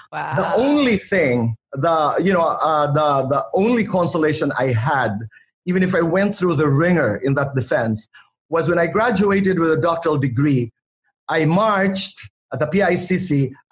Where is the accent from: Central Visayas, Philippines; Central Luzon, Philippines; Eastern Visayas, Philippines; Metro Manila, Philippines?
Eastern Visayas, Philippines; Borongan; also born or lived in Manila; I come from Borongan, Eastern Samar. I came to Manila to study. Tatay and Nanay brought me to the Ateneo de Manila University.